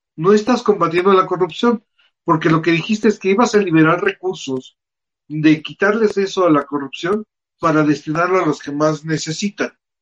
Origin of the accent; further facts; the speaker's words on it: Mexico City, Mexico; de nosotros tres que somos chilangos